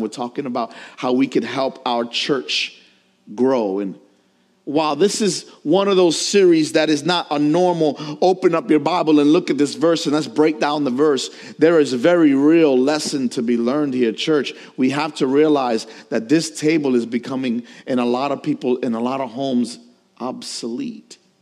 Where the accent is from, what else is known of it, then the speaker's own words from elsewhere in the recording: New York, United States; As a New Yorker